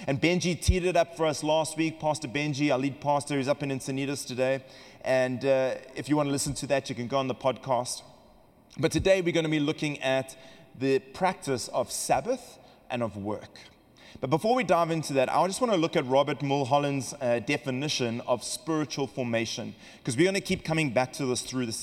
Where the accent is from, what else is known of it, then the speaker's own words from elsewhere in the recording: Western Cape, South Africa; accent: South African; now in California, United States; We come from South Africa, if you've noticed the accent, and we in the Cape region of South Africa